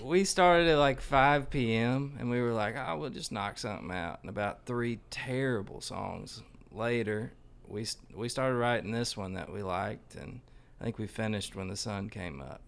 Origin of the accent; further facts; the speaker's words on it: Arkansas, United States; I'm from Arkansas. We don't spell well down there.